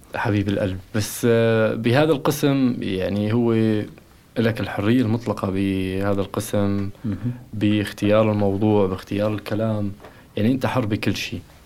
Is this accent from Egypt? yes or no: no; Raqqa, Raqqa Governorate, Syria; moved away; نحن اولاد الرقة